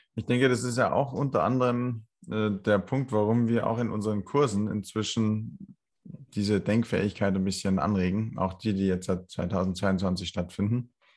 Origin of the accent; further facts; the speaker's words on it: Landshut, Bavaria, Germany; in meiner Heimatstadt, in Landshut